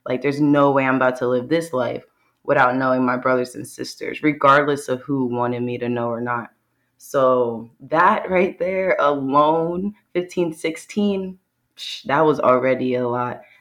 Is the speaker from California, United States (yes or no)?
no; Bucks County, Pennsylvania, United States; I'm from Bucks County, Pennsylvania, born and raised